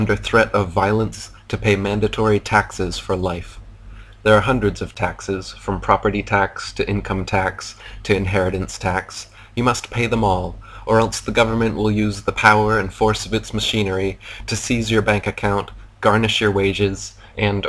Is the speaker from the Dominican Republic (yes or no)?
no; United States; moved away as an adult; now in Thailand; Now I am American because I was born within the arbitrary borders of the fictional construct known as America.